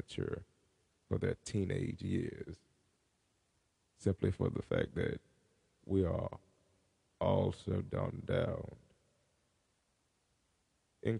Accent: United States; I am an Afro American since I was born in America

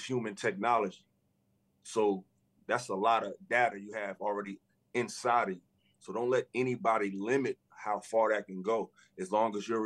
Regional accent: Newark, New Jersey, United States; my hometown, Newark, New Jersey

